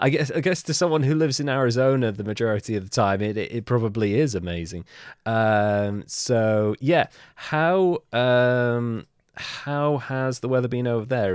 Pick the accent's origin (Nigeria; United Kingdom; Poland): United Kingdom; I'm British